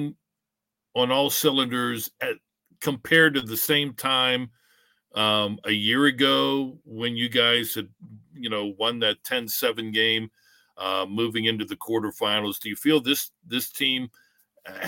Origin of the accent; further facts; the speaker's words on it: Pittsburgh, Pennsylvania, United States; I grew up in Pittsburgh and lifelong